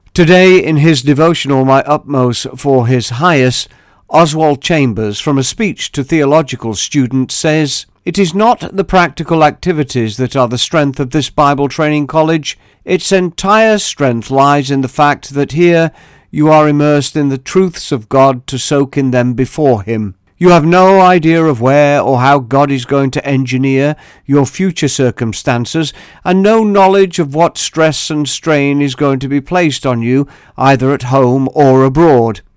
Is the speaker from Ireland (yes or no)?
no; Staveley, East Midlands, United Kingdom; my hometown.